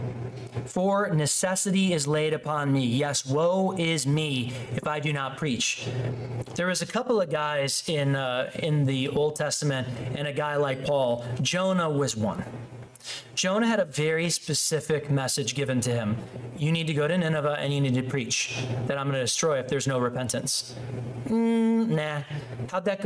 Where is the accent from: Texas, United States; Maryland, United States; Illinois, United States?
Illinois, United States; Chicago; the church I grew up in Chicago